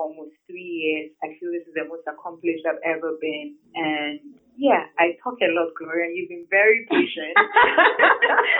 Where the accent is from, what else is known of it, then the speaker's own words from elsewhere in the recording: Tema, Greater Accra, Ghana; I grew up in Tema, went to Creighton and St. Paul's schools